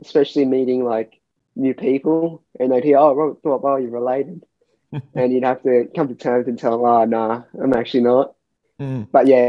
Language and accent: English; Singapore; also born or lived in Sydney, Australia; Well, so I was born in Sydney, and we moved to Singapore. So we moved to Singapore when I was about 3 years old.